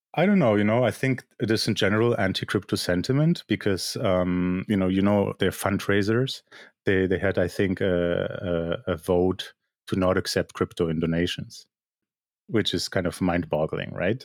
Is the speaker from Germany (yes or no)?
yes; Germany; moved away as an adult; also born or lived in Poland; now in Canada; I'm basically a Polish-born artist who grew up in Germany, lives in Canada